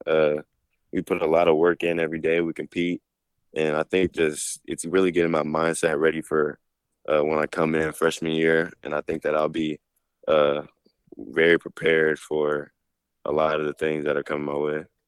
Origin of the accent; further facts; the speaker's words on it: Dallas, Texas, United States; we're both from Dallas